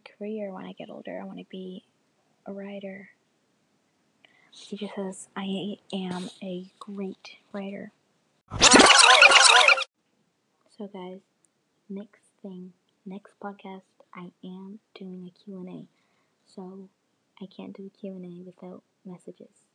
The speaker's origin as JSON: {"language": "English", "country": "Canada", "tie": "born or raised there", "also_born_or_lived": "Jamaica", "said": "I was born in Jamaica, and then 3 years of age came, and I went to Canada"}